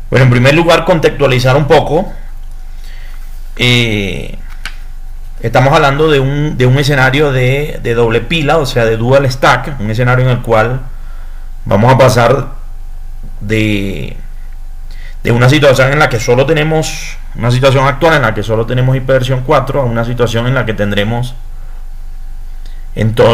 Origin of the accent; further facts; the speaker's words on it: Venezuela; soy ingeniero electrónico, soy venezolano, soy consultor internacional